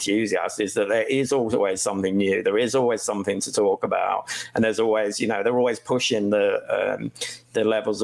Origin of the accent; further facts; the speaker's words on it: Kent, South East England, United Kingdom; I grew up in Kent